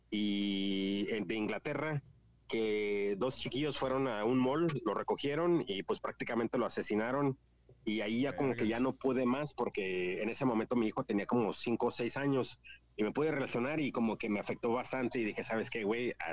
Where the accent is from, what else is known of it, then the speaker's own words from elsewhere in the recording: California, United States; Spanish is a second language; pues yo soy de Califas, mi jefe es de Guanajuato, mi mamá es de Guanajuato, pero pues siendo de Estados Unidos y todo, lo perdemos, güey